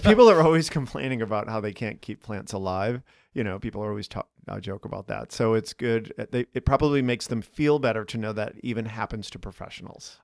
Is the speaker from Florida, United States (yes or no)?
no; Boston, Massachusetts, United States; now in Chicago, United States; I'm from Boston